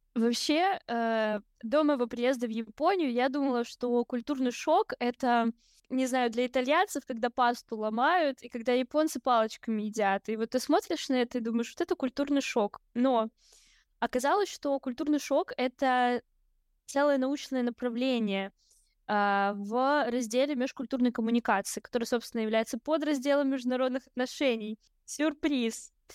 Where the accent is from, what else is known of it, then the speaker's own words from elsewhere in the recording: Kamchatka Krai, Russia; now in Saint Petersburg, Russia; Я родилась очень далеко, на Камчатке